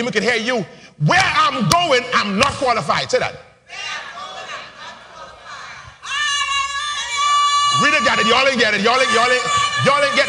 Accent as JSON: {"language": "English", "town": "Nassau", "region": "New Providence", "country": "Bahamas", "tie": "born or raised there", "said": "when I was growing up in Palm Beach Street"}